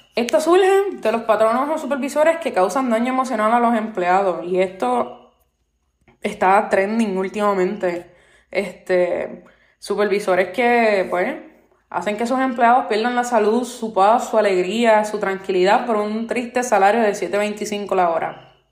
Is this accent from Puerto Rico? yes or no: yes; Puerto Rico; soy nacida y criada en Puerto Rico, la isla del encanto